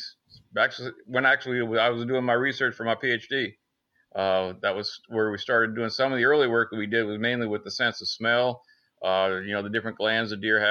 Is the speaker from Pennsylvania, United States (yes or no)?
yes; Northern Pennsylvania, United States; moved away as an adult; now in Athens, United States; I'm originally from Northern Pennsylvania, up in the big woods of Pennsylvania, deer country